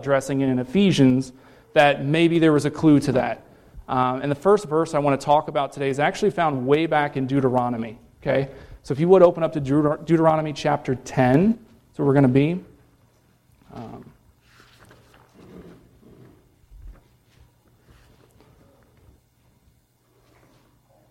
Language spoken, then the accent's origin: English; Cincinnati, Ohio, United States; also born or lived in Columbus, Ohio; I grew up in Cincinnati, born and raised there, and then I moved up to Columbus for college